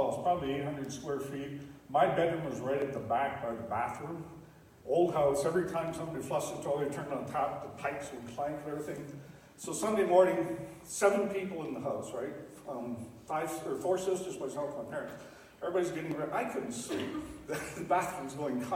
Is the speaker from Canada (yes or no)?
yes; Stratford, Ontario, Canada; I grew up in Stratford, Ontario